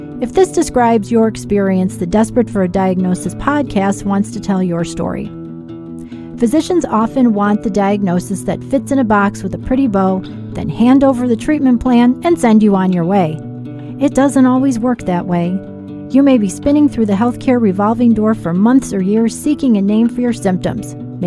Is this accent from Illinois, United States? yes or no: yes; Chicago, Illinois, United States; I'm from Chicago, and I have a long career in healthcare